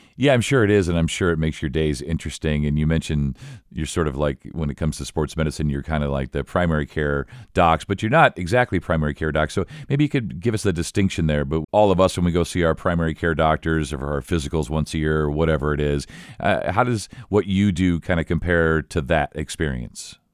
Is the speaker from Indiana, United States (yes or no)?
yes; Elkhart, Indiana, United States; I was born in Elkhart, and my folks went to I U. So I'm really sort of immersed in Indiana sports, high school sports